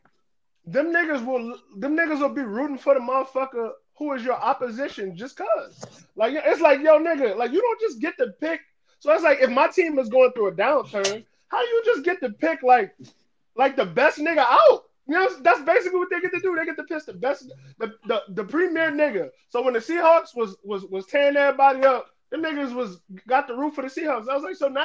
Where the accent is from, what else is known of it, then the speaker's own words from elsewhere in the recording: New Orleans, Louisiana, United States; we're from New Orleans